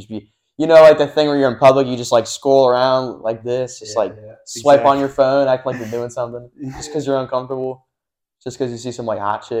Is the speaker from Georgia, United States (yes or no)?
no; Cincinnati, Ohio, United States; I'm from Cincinnati.